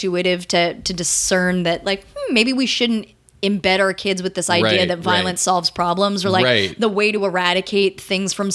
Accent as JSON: {"language": "English", "region": "Colorado", "country": "United States", "tie": "born or raised there", "said": "my home state, Colorado."}